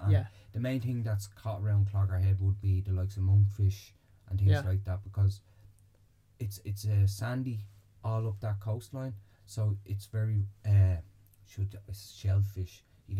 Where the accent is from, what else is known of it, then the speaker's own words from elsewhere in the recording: Bray, Leinster, Ireland; I'm originally from Bray